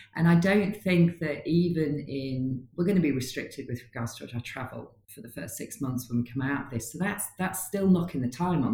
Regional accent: Newcastle upon Tyne, North East England, United Kingdom; now in Leeds, United Kingdom; I'm a Geordie, but I live in Leeds

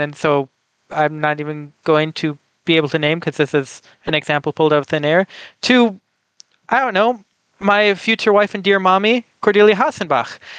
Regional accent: United States; I am from the United States of America

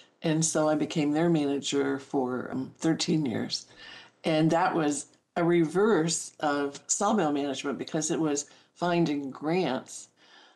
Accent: Springfield, Ohio, United States; now in California, United States; growing up in Springfield, Ohio

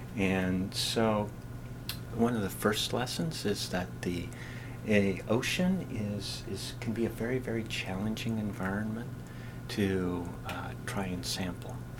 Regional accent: Eastern Washington State, United States; moved away as an adult; now in Massachusetts, United States; I'm from Eastern Washington State.

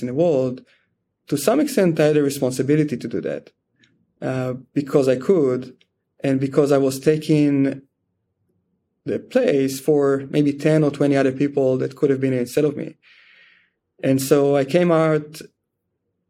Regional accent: Israel; moved away as an adult; I grew up in Israel in a very small town

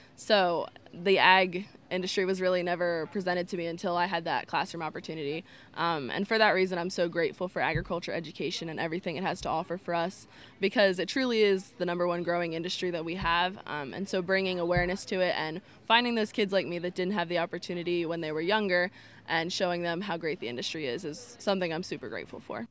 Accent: Lancaster County, Pennsylvania, United States; I'm from the Grassland FFA chapter in Lancaster County.

